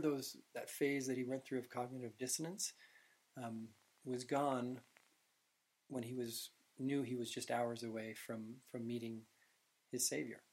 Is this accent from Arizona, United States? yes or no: no; Utah, United States; I said Utah.